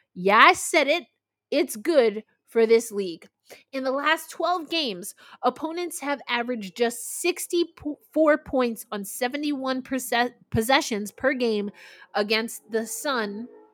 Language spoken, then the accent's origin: English; New York, United States; the New York Liberty, which, of course, is my hometown team